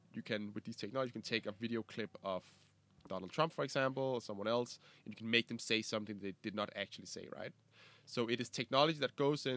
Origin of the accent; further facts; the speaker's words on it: Copenhagen, Capital Region of Denmark, Denmark; I grew up in Copenhagen, where we are right now.